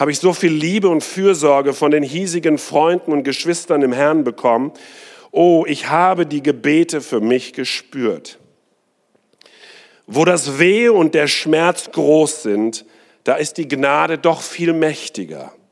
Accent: South India, India; meine Tochter ist gerade in Indien in der Internatsschule wo ich aufgewachsen bin, denn meine Eltern in dem nächsten Bild seht ihr, waren Missionare in China, äh, in Indien. Für 23 Jahre

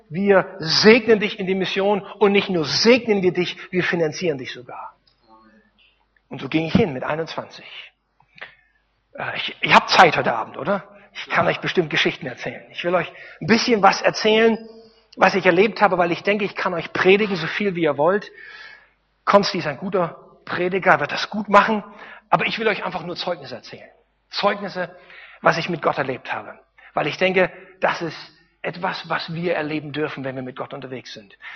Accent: East Germany, Germany; als kleiner, dummer Deutscher, ich komme aus dem Osten, als kleiner, dummer Ossi

